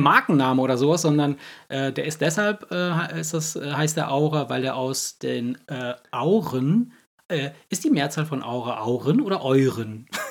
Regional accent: Cologne, North Rhine-Westphalia, Germany; wir aus Köln

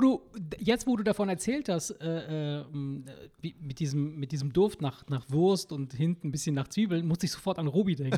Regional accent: Campania, Italy; now in Germany; da, wo ich herkomme, wirklich aus Kampanien

